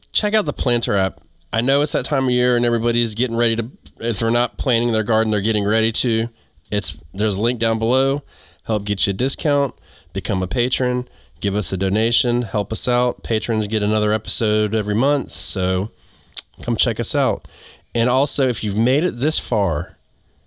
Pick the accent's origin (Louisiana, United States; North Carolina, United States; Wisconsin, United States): North Carolina, United States; also born or lived in New England; I'm from North Carolina